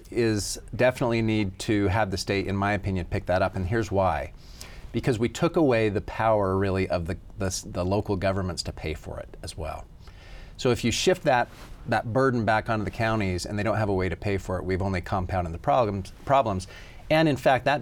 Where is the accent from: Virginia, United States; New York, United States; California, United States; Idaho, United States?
Idaho, United States; Declo; a little town like mine, I'm from Declo